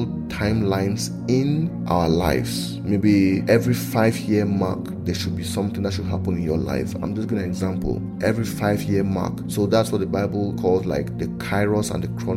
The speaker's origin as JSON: {"language": "English", "country": "Cameroon", "tie": "born or raised there", "said": "I'm in Cameroon. I was born in Cameroon, so I'm from Cameroon."}